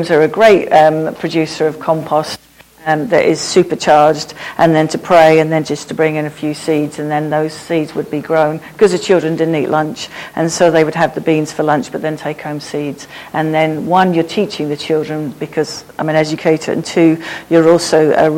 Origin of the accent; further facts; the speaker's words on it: Peacehaven, South East England, United Kingdom; also born or lived in Kathmandu; I'm a local girl, even though my accent got lost when I worked abroad for 14 years in Kathmandu. And so I was born and bred in Peacehaven, and actually Eastbourne is a home to me.